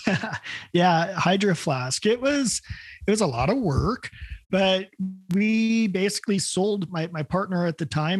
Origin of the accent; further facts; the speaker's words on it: Salem, Oregon, United States; I grew up in Salem, Oregon